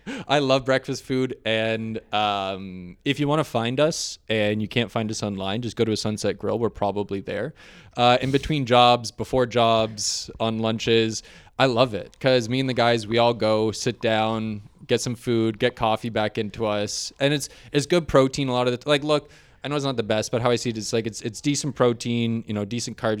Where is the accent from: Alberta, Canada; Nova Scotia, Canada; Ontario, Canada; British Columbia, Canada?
Ontario, Canada; St. Catharines; also born or lived in Toronto; I grew up in Niagara, Saint Catharines. I was Saint Catharines born.